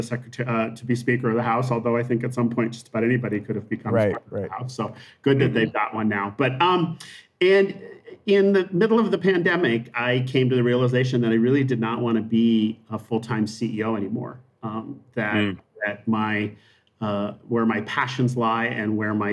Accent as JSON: {"language": "English", "region": "Montana", "country": "United States", "tie": "born or raised there", "moved": "yes", "said": "I grew up in Montana."}